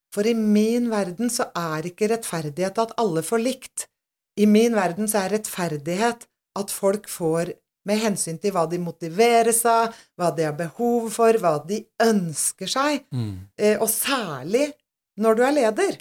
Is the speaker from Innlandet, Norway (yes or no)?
no; Aurskog-Høland, Akershus, Norway; Jeg kommer jo selvfølgelig fra Aurskog-Hølam. Eller Urskau, som vi kaller Urskau, det da, hjemme.